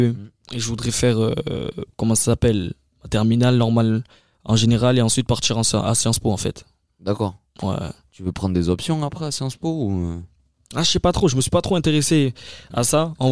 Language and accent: French; France; Parce que je suis français, hein, je suis fier d'être français et tout.